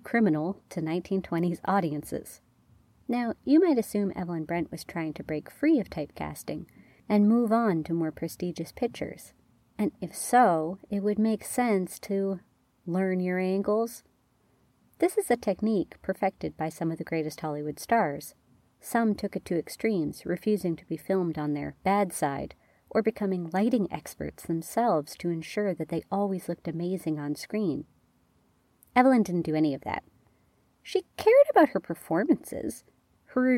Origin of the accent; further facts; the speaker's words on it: Canada; I'm Canadian